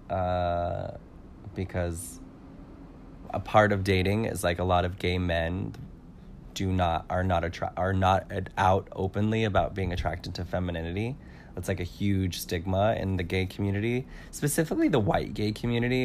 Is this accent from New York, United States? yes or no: no; California, United States; I'm from California